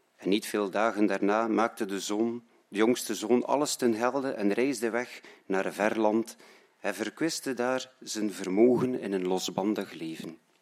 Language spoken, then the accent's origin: Dutch; Roeselare, Flanders, Belgium; now in Menen, Belgium; ik ben oorspronkelijk van Roeselare